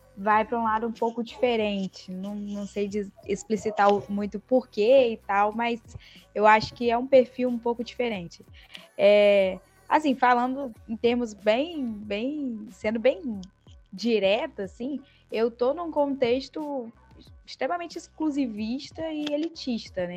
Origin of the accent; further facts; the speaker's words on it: Campos dos Goytacazes, Rio de Janeiro, Brazil; accent: carioca; moved away as an adult; now in Vitória, Brazil; não sou capixaba, né? Estou aqui em Vitória, mas sou do interior do Rio, de Campos do Goitacazes, mas vim para cá para estudar